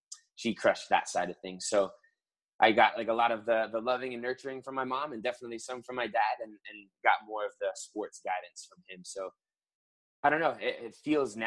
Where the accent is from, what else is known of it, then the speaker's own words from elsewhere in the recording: West Palm Beach, Florida, United States; also born or lived in Providence, Rhode Island / Fort Lauderdale, Florida / Clemson, South Carolina; now in Miami, United States; I was born in Providence, Rhode Island. And we moved down to like the West Palm Beach area when I was 2. And then 10 years later, kind of jumped down to Fort Lauderdale